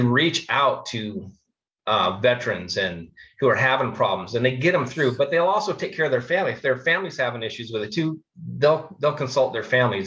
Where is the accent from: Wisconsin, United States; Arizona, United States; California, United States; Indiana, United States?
Arizona, United States; Phoenix; I grew up here in Phoenix, Arizona